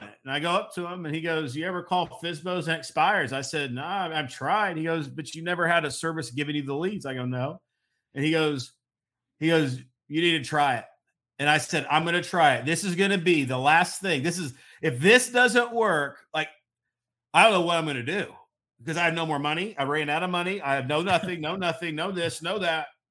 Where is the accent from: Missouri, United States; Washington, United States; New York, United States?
Missouri, United States; moved away as an adult; move back to my hometown of Missouri